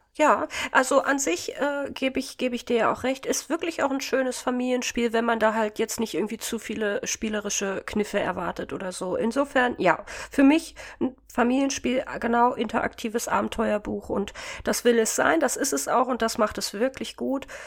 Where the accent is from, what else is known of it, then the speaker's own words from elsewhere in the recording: the East, eastern Germany, Germany; accent: Hochdeutsch; moved away; also born or lived in Hannover; ursprünglich, Jungs, komme ich ja auch aus dem Osten